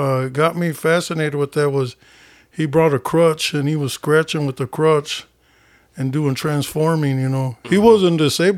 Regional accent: Rockford, Illinois, United States; I grew up on the Southside.

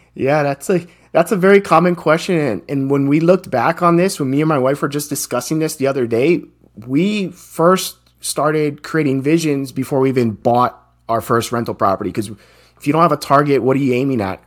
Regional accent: Hawaii, United States; I'm born and raised in Hawaii, and that's where I grew up.

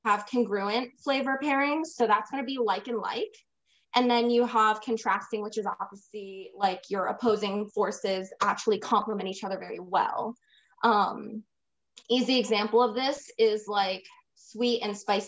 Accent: Midwest, United States; moved away; also born or lived in California; I am Puerto Rican, Italian descent, but I was raised in the Midwest

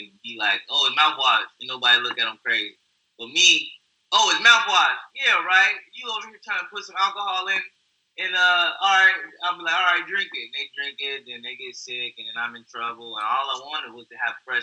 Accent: Texas, United States; I grew up in Texas

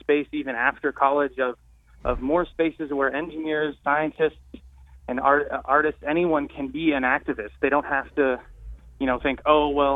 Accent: Marin County, Bay Area, California, United States; moved away; I'm from the Bay Area, I'm from Marin County, and the Brower Institute and David Brower is a big name back home

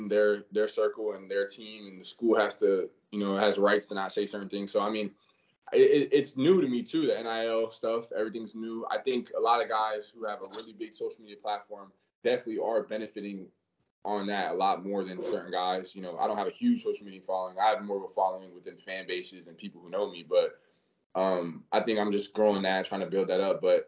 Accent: Florida, United States; representing my home state where I'm from, you know, I always have that extra chip because I'm playing with that Florida jersey on, because this is where I'm from

